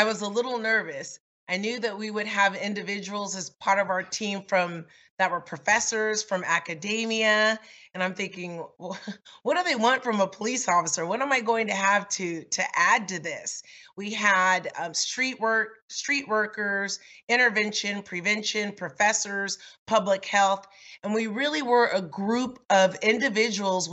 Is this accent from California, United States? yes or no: yes; Los Angeles, California, United States; Growing up in South Los Angeles